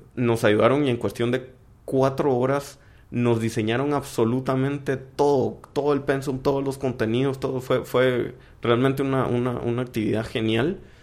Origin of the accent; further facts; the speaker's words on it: Guatemala; cuando salimos de Guatemala